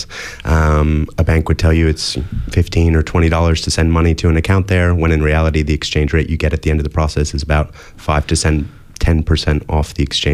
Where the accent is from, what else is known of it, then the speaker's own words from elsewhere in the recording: United States; moved away as an adult; now in Australia; as you can probably hear from my accent, I grew up in the US